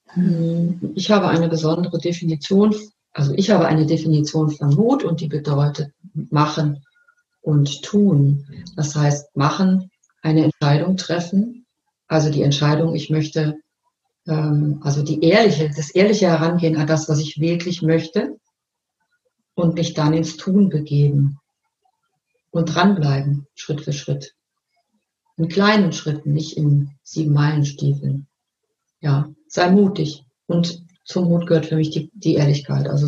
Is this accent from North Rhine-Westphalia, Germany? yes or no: yes; North Rhine-Westphalia, Germany; ich bin ja aus dem Ruhrgebiet geboren und da ging man an Karneval verkleidet in die Schule